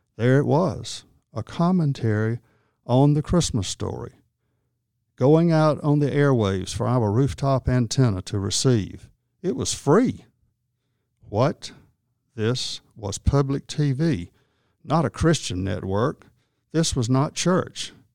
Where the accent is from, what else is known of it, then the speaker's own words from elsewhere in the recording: Wadley, Georgia, United States; I grew up in Wadley Baptist Church and was there most any time the doors were opened